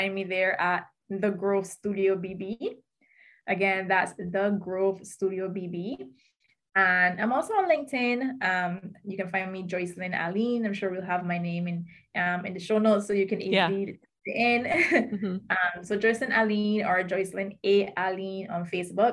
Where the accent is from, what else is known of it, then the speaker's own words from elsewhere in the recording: Barbados; also born or lived in United States; 2017 when I moved back from the States to Barbados